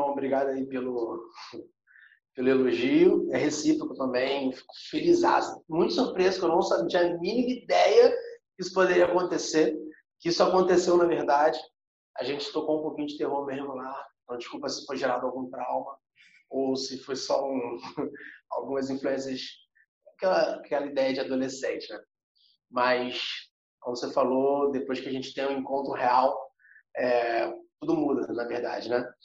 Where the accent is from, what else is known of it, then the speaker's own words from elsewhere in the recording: Olinda, Pernambuco, Brazil; É, então, cara, Rafa, eu sou aqui de Olinda, né? Sou nazareno de Olinda, primeira igreja Nazaré de Olinda.